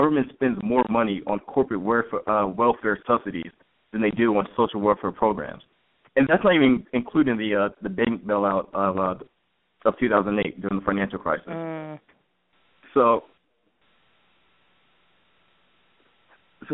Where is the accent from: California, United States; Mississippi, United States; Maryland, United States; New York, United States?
Maryland, United States; moved away; I'm from Maryland originally